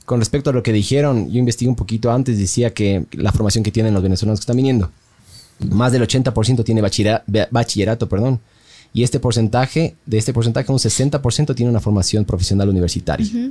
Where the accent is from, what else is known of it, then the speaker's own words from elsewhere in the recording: Ecuador; nosotros como ecuatorianos